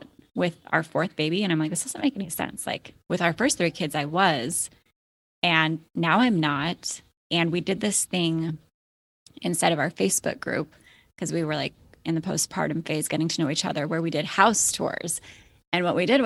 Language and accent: English; Alaska, United States; moved away as an adult; also born or lived in Florida; my husband and I were born and raised in Alaska